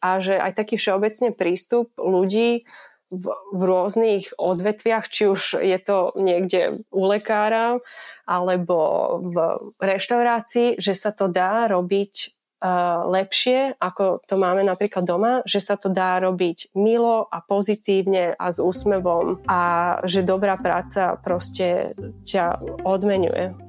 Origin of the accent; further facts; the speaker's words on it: Slovakia; moved away as an adult; now in London, United Kingdom; som z malého mesta na Slovensku